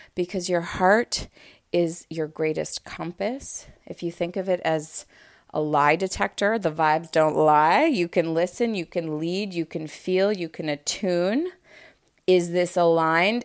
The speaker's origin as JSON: {"language": "English", "town": "Montreal", "region": "Quebec", "country": "Canada", "moved": "as an adult", "lives_now": "Los Angeles, United States", "said": "I had just moved out to L A, for those of you who know, I'm from Montreal originally"}